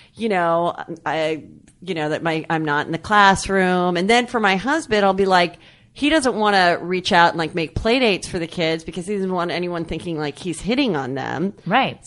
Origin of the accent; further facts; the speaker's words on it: Louisville, Kentucky, United States; I went to Louisville All Girl Catholic High School